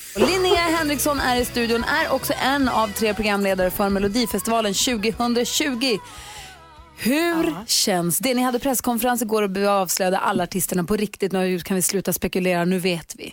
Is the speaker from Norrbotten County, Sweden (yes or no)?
yes; Luleå, Norrbotten County, Sweden; min hemstad Luleå